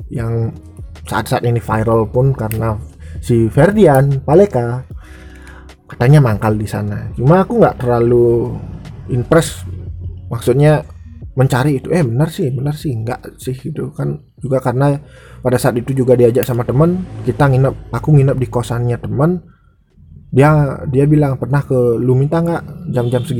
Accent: Bali, Indonesia; di daerahku di Bali ini nggak menjadi hal asing lagi prostitusi ya

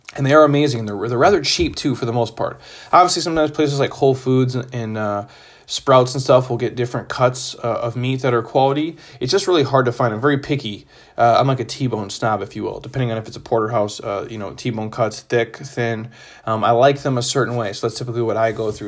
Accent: Midwest, United States; I grew up in the Midwest

